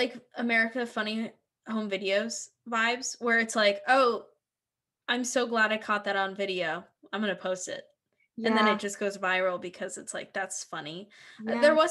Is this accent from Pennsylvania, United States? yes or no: yes; Philadelphia, Pennsylvania, United States; So I grew up in the North, and, like, you know, Philly kind of has the same spirit as New York City